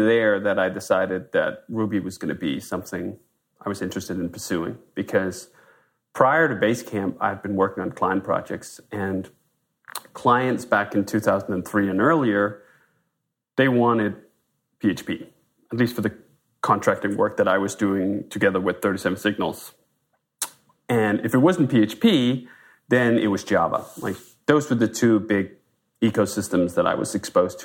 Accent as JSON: {"language": "English", "country": "Denmark", "moved": "as an adult", "lives_now": "United States", "said": "I'm a Dane. I'm from Denmark originally, moved to the US in 2005"}